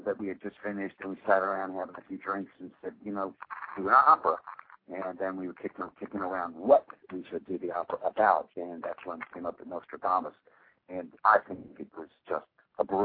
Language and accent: English; New York, United States; it was my hometown